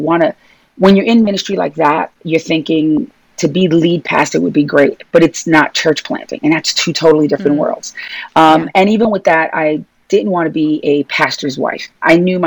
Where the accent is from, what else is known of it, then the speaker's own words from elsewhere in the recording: New York City, New York, United States; accent: New York, Brooklyn; you can tell by my New York accent, Brooklyn accent, that I'm from Brooklyn, New York, born and raised.